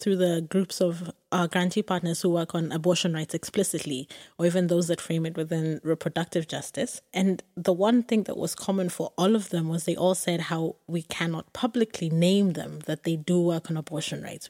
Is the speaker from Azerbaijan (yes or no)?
no; Kenya; I grew up in Kenya